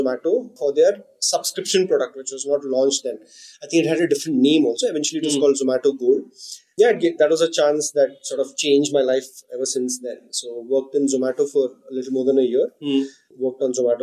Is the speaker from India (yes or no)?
yes; North Karnataka, India; I grew up in North Karnataka where people use abusive language very frequently